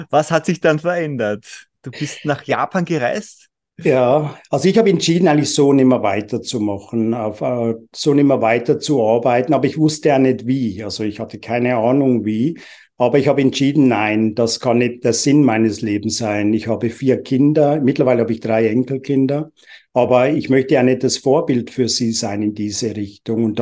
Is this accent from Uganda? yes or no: yes; Uganda; also born or lived in England; now in Switzerland; Ich bin ursprünglich in England geboren, in Uganda, in Afrika aufgewachsen, ohne Spielsachen